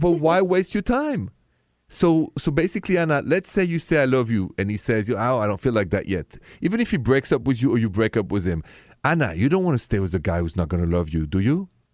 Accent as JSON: {"language": "English", "town": "Paris", "region": "Île-de-France", "country": "France", "accent": "French", "second_language": "English", "moved": "as an adult", "said": "I am straight from Paris, but I've been here twenty years"}